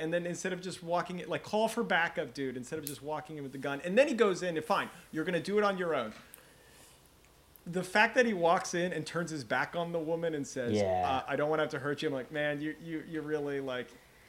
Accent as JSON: {"language": "English", "country": "Norway", "said": "And then they wanted to know where I was from. So I said, I'm from Norway."}